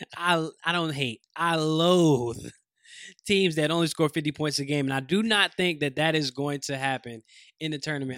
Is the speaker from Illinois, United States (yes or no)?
no; North Carolina, United States; I'm from North Carolina